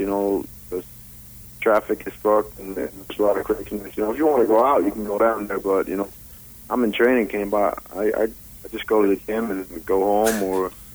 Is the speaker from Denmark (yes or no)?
yes; Denmark; moved away as an adult; now in Las Vegas, United States; I'm originally from Denmark.